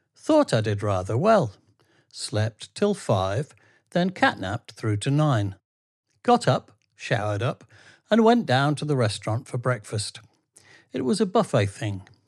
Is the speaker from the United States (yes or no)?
no; England, United Kingdom; I'm from England.